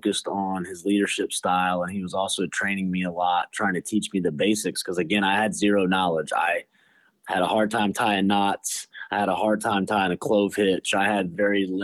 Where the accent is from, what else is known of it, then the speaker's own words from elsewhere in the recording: Charleston, South Carolina, United States; I was born in Charleston, South Carolina. I'm very thankful to be born and raised there. Been there my entire life